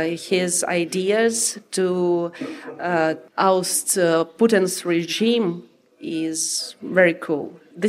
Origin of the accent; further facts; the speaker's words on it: Donbas, Ukraine; English is a second language; now in Kyiv, Ukraine; I'm from Ukraine, from Donbas region, and my city, where I was born, now it's occupied by Russians.